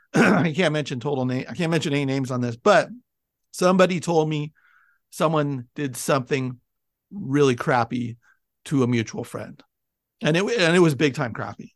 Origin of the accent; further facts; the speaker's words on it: Bay Area, California, United States; moved away as an adult; I grew up in the Bay Area